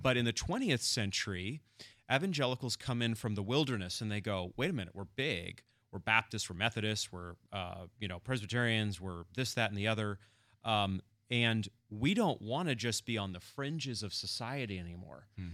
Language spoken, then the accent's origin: English; Machias, Maine, United States; moved away; I'm from coastal Maine originally